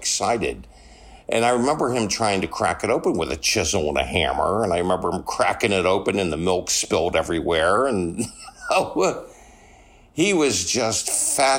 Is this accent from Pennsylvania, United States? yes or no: yes; Pittsburgh, Pennsylvania, United States; now in Hawaii, United States; I'm from Pittsburgh, Pennsylvania as a boy